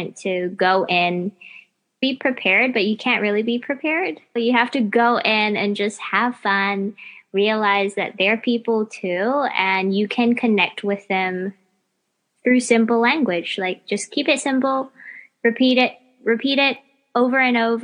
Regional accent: United States; now in Melbourne, Australia; I grew up in the States

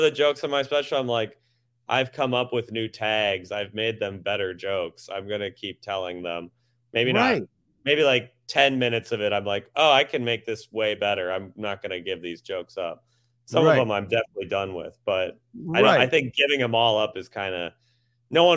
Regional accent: Minnesota, United States; moved away as an adult; now in New York, United States; I'm from Minnesota, so he was kind of the hometown hero

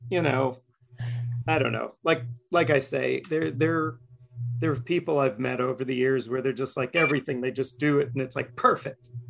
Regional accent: New York City, New York, United States; moved away; i did grow up in queens

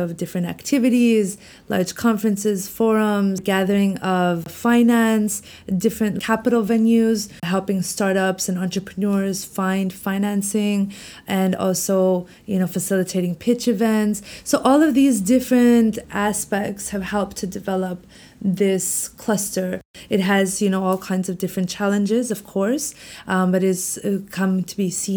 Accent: Canada; moved away as an adult; also born or lived in Washington, D.C.; now in Beijing, China; I'm Canadian, Pakistani descent. So I was born in Canada, but my parents are Pakistani. So I was very much grew up in a Pakistani home. But I went to school in Canada.

